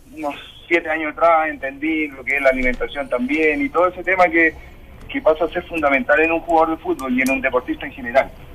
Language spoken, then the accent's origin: Spanish; Chile; como deportistas chilenos